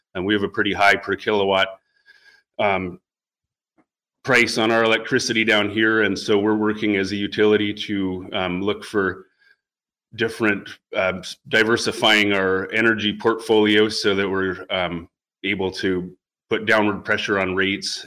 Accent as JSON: {"language": "English", "town": "Homer", "region": "Alaska", "country": "United States", "tie": "born or raised there", "also_born_or_lived": "Fairbanks, Alaska", "said": "I grew up uh, 16 and a half mile East End Road um, in Homer."}